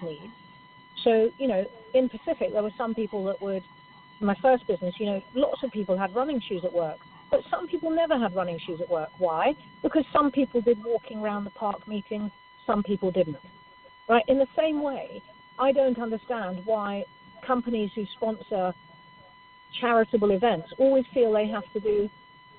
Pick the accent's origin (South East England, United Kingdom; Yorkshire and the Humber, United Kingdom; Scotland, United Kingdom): Scotland, United Kingdom; I'm Scottish